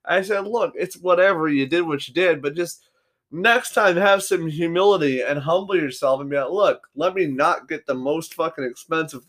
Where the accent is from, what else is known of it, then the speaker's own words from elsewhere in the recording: United States; as an American